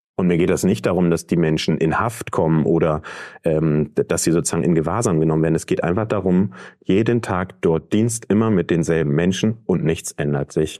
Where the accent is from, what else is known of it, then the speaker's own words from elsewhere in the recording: Verden district, Lower Saxony, Germany; also born or lived in Bremen / Berlin; Ich komme aus dem Landkreis Pferden. Ähm, da bin ich aufgewachsen, bin ich zur Schule gegangen